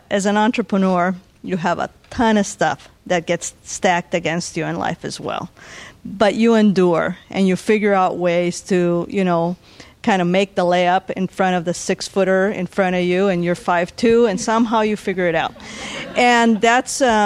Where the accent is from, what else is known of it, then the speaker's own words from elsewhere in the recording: Bolivia; now in San Diego, United States; since I was born in Bolivia